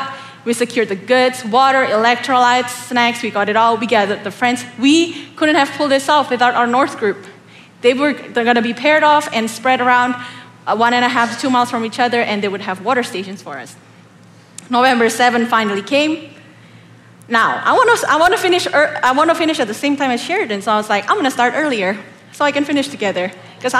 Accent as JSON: {"language": "English", "country": "Indonesia", "moved": "as an adult", "lives_now": "Oklahoma, United States", "said": "I'm not from America. I come all the way from the beautiful tropical land of Indonesia. I actually moved here in 2013 for school"}